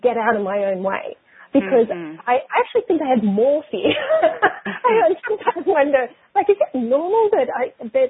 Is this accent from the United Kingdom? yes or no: no; Australia; I grew up in Australia. I'm Australian and have been there for the majority of my life